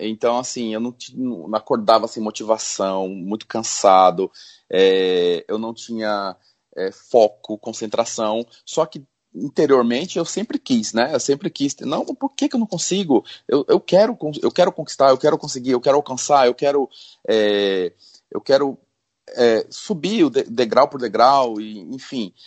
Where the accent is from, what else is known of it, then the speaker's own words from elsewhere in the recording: São Paulo, Brazil; now in Natal, Brazil; nasci em São Paulo e hoje eu moro em Natal, no Rio Grande do Norte